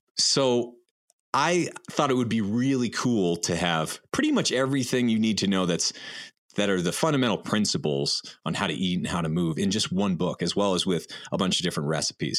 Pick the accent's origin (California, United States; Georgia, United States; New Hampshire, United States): New Hampshire, United States; in the woods where we grew up in New Hampshire